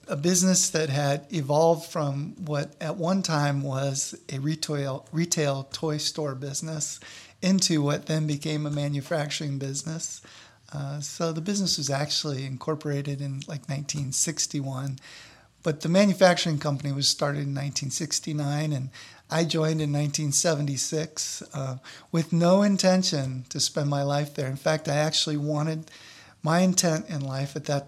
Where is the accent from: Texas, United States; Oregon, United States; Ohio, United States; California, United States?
Ohio, United States; Akron; I'm from Northeast Ohio, born and raised in Akron